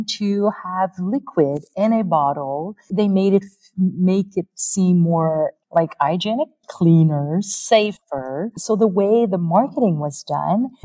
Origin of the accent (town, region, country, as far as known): Canada